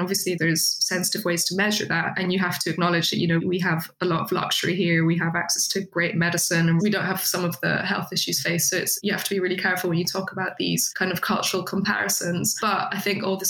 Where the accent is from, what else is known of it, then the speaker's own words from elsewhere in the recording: Netherlands; now in United Kingdom; I'm from the Netherlands originally